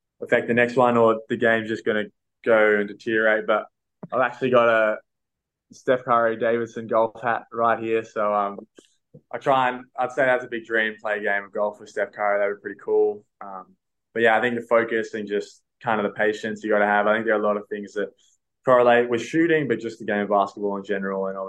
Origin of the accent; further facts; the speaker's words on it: Canberra, Australian Capital Territory, Australia; now in Sydney, Australia; growing up in Canberra and being around the academy